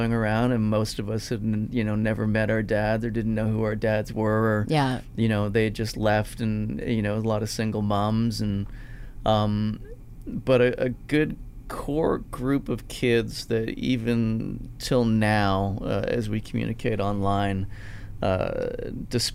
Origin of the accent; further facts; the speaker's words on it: Toronto, Ontario, Canada; I grew up in North York, which is in the GTA.